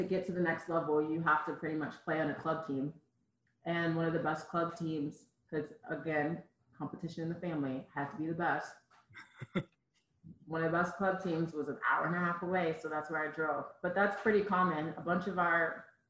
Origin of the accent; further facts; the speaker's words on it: Cheltenham, Maryland, United States; moved away as an adult; where I lived in Maryland in Cheltenham, it's very rural and a lot of farmland and stuff